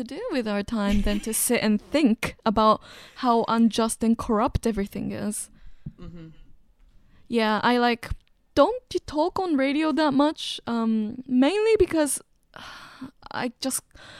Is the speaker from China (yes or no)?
yes; China; also born or lived in Japan; You know, like, I grew up in China and Japan, and China is, you know, technically still the third world.